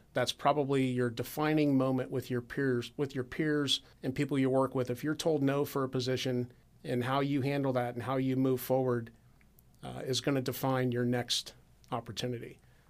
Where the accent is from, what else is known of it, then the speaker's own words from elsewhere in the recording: Dublin, Ohio, United States; you can always join the Air National Guard right here in Columbus, Ohio, which, I was from Dublin.